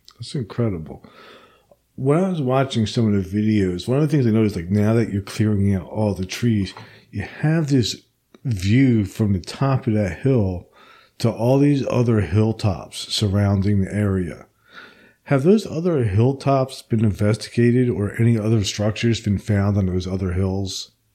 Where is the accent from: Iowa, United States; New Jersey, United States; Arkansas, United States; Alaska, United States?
New Jersey, United States; where I grew up in New Jersey